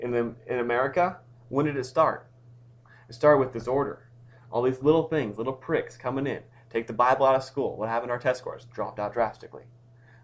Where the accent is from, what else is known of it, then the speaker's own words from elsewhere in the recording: United States; as an American